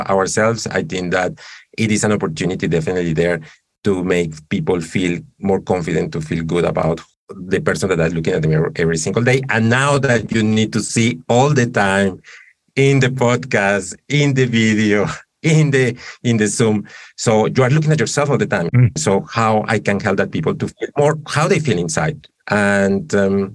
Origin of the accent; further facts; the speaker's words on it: Colombia; moved away; I'm originally from Colombia